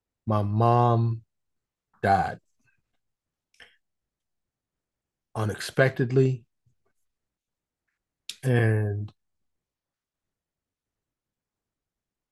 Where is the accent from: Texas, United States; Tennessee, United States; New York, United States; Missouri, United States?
New York, United States; New York City; I was born and raised in New York City. In the streets, mostly Harlem and the Bronx